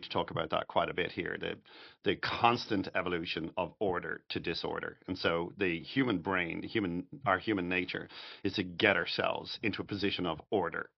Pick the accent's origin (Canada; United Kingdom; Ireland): Ireland; Dublin, Leinster; moved away as an adult; also born or lived in New York; now in Florida, United States; I'm Irish, I'm from Dublin